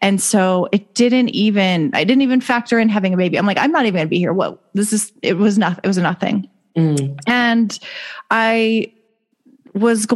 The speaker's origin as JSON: {"language": "English", "town": "Las Vegas", "region": "Nevada", "country": "United States", "tie": "born or raised there", "moved": "as an adult", "said": "I actually grew up here. I just moved back, so I've been gone for a decade"}